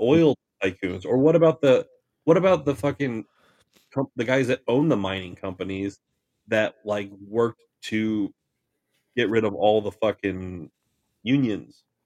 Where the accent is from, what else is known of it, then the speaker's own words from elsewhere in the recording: Farmington, United States; I grew up in Farmington